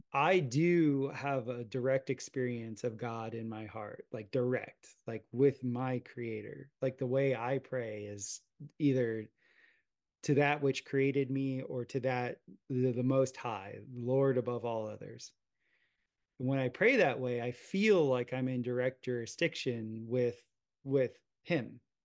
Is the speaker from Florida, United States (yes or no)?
yes; South Florida, United States; growing up in South Florida, watching my dad and I would plot hurricanes